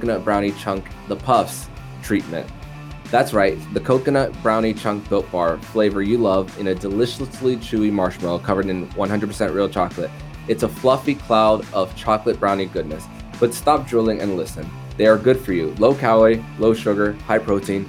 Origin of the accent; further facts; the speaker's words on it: South Florida, United States; I'm from South Florida